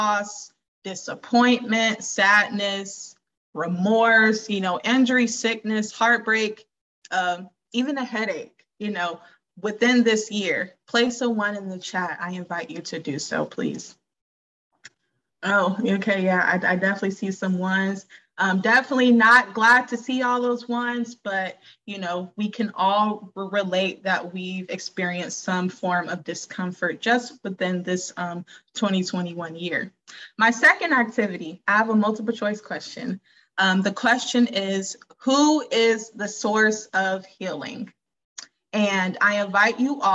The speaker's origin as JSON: {"language": "English", "region": "Georgia", "country": "United States", "said": "I'm from Georgia. I'm from the South."}